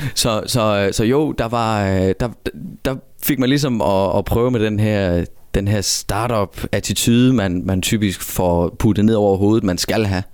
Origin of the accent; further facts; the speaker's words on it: Southern Jutland, Southern Denmark, Denmark; Jeg kommer helt nede fra det kolde syd, helt ned omkring grænsen ved, øh, Kruså og Græsteen og alt dernede.